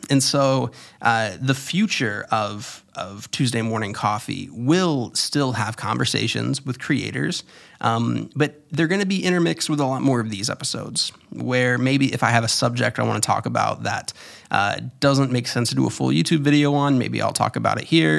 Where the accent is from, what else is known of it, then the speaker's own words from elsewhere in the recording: Florida, United States; moved away; also born or lived in New York City; I was born in Florida and raised there and then lived in New York.